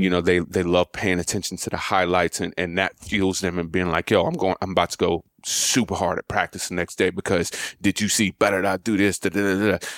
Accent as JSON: {"language": "English", "town": "Montgomery", "region": "Alabama", "country": "United States", "tie": "born or raised there", "moved": "yes", "said": "I'm from Montgomery, Alabama"}